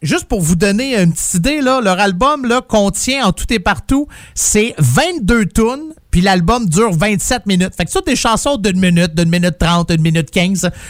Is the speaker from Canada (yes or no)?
yes; Quebec, Canada; now in Ontario, Canada; je suis un Québécois, je viens de là, mais depuis que je suis en Ontario